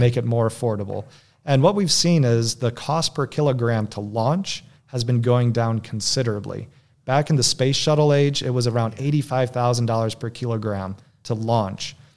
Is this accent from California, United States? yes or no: no; Michigan, United States; I was born and raised in Michigan